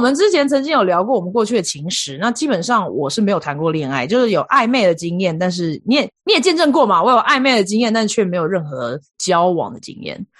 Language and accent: Chinese; Taiwan; moved away as an adult; also born or lived in India; now in United States; 我是来自台湾